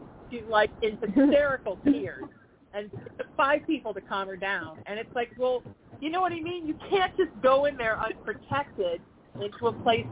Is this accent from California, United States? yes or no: yes; Huntington Beach, California, United States; I grew up in Huntington.